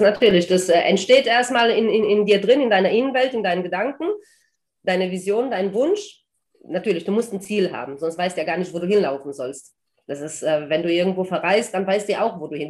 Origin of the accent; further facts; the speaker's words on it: Germany; moved away as an adult; also born or lived in Transylvania, Romania; now in Algarve, Portugal; Ich wurde in Rumänien geboren, in Transsilvanien, bin mit zehn Jahren dann nach Deutschland ausgewandert, habe dort im Odenwald gelebt, 14 Jahre lang, bin dort zur Schule gegangen